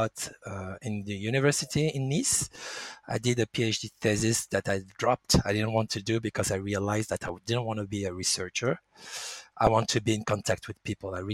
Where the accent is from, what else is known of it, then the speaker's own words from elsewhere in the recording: France; English is a second language; also born or lived in Nice; I was born in France. And I've been raised with French culture, going to French school, learning about French